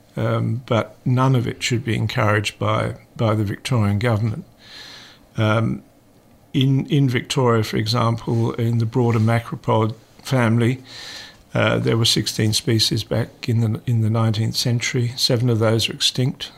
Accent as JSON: {"language": "English", "region": "Carinthia", "country": "Austria", "tie": "born or raised there", "also_born_or_lived": "England", "moved": "yes", "said": "I grew up in the Alps in southern Europe"}